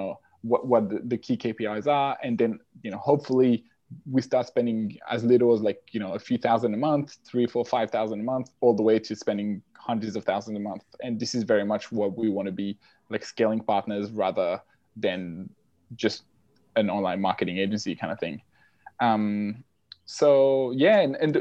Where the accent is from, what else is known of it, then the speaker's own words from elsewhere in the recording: French-speaking Switzerland, Geneva area, Switzerland; English is a second language; moved away as an adult; also born or lived in Australia; now in London, United Kingdom; I'm originally from Switzerland, the French-speaking side of Switzerland, so Geneva area.